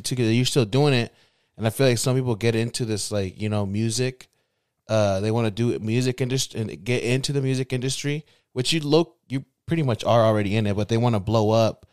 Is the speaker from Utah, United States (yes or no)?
yes; West Valley City, Utah, United States; I'm from West Valley